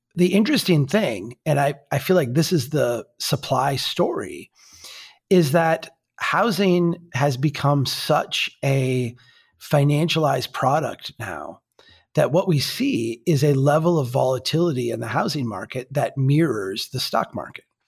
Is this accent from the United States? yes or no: yes; Minnesota, United States; we're from Minnesota